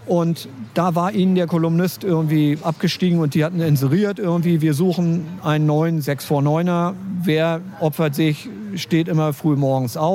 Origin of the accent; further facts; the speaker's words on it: Berlin, Germany; Ich bin eigentlich ein Berliner. Mein Vater ist Ostberliner, meine Mutter ist Westberlinerin. Also ich bin wirklich ein Kind der Teilung.